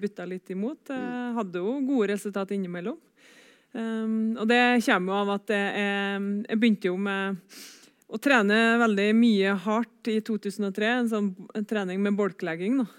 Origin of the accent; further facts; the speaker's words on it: Trøndelag, Norway; var trener for ei gruppe hjemme på Rognes